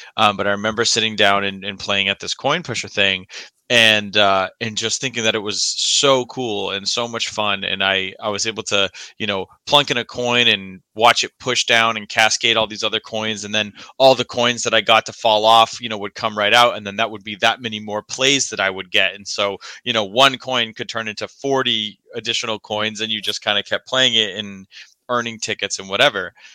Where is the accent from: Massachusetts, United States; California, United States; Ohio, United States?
Massachusetts, United States; Milford; I grew up in Massachusetts